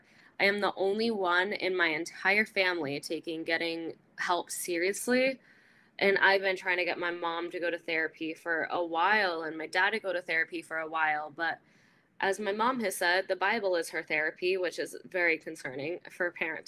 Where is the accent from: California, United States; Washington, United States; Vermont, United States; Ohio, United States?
California, United States; also born or lived in Arizona / San Diego; I grew up in California. I went to college in Arizona, lived there for about a year and a half after college, then moved to San Diego, and then back